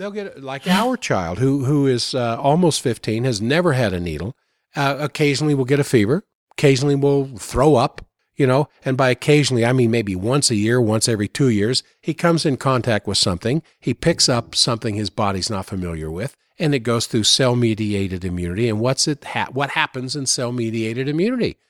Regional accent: United States; also born or lived in Maryland / Virginia; I grew up in Maryland, Virginia

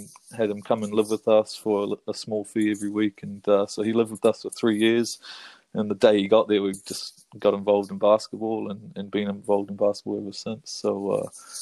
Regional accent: Auckland, New Zealand; moved away as an adult; also born or lived in Manawatu; now in Tararua, New Zealand; Just moved down a few years ago from Auckland. And was up there for my whole life before that.

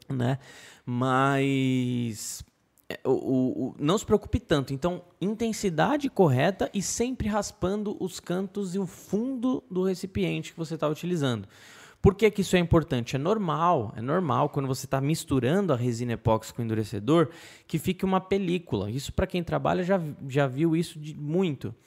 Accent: Brazil; eu como brasileiro

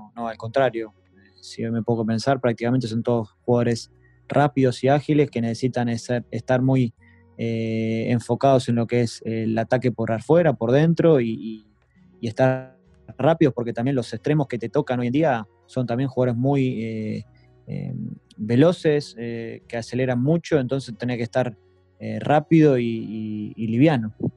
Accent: Argentina; now in Netherlands; sos argentino

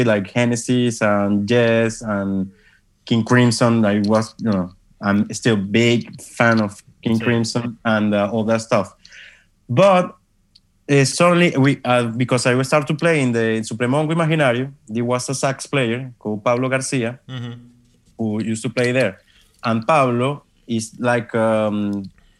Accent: Caracas, Miranda, Venezuela; English is a second language; I'm from El Cafetal

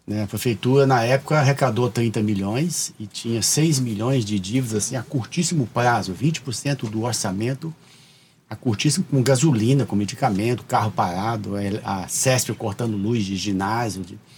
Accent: Mogi Mirim, São Paulo, Brazil; Sou de Mojimirim.

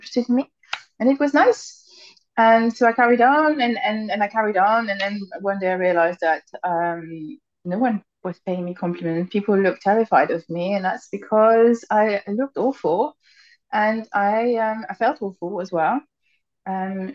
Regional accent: France; now in United Kingdom; I'm French. So I grew up in France.

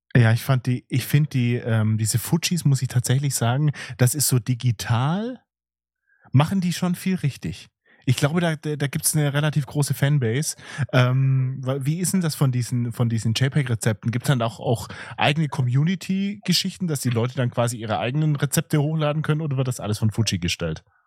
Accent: Swabia, Baden-Württemberg, Germany; accent: Swabian; mit meinem schwäbischen Akzent

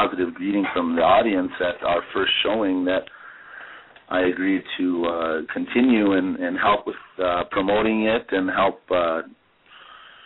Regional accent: Lower Brule, South Dakota, United States; I grew up in Lower Brule, and I'm pretty close to my culture.

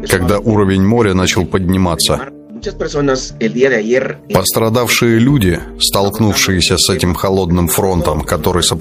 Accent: Puerto Barrios, Izabal, Guatemala; Я из Пуэрто-Барриос, Изабель, Гватемала, Центральная Америка.

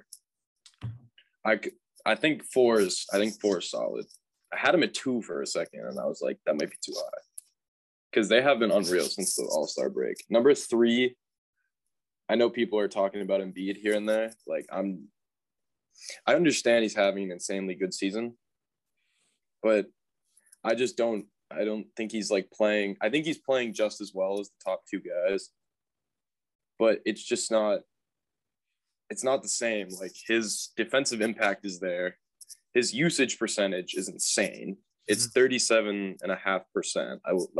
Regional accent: New England, United States; we're from New England

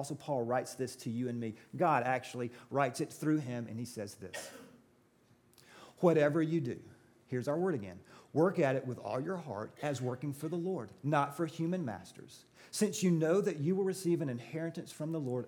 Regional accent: Georgia, United States; I'm from Georgia

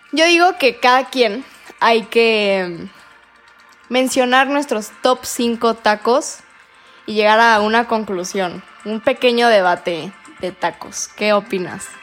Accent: Mexico; como buen mexicano

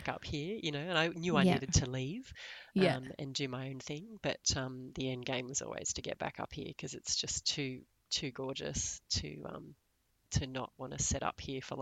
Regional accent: Laurieton, New South Wales, Australia; also born or lived in Sydney / Canberra; now in Port Macquarie, Australia; I was born in Sydney, but I didn't spend much time there. I mostly grew up in a small town on the mid-north coast of New South Wales called Laurieton.

